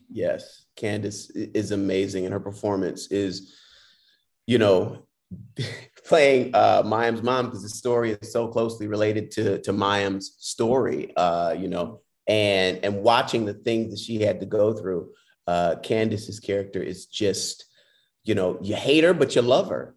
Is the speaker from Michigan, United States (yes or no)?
yes; Detroit, Michigan, United States; I'm from Detroit, and that's where I started actually in theater